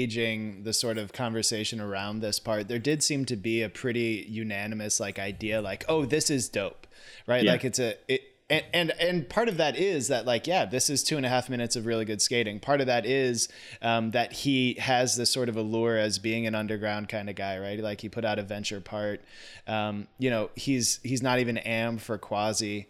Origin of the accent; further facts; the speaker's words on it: St. Louis, Missouri, United States; now in Chicago, United States; I grew up in St. Louis